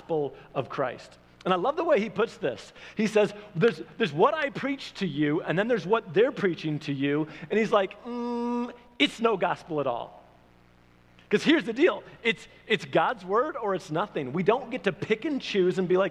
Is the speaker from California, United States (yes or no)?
no; Michigan, United States; moved away as an adult; also born or lived in Oklahoma; I'm from Michigan